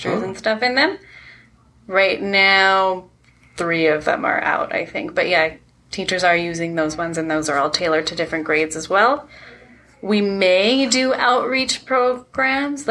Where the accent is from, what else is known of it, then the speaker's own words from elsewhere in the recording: Delta, British Columbia, Canada; I grew up in North Delta